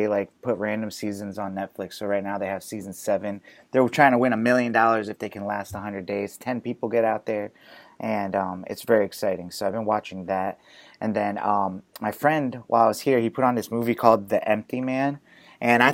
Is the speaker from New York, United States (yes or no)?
yes; Lake George, New York, United States; moved away; I just went from Lake George actually to like towards Albany, which is about an hour away from my hometown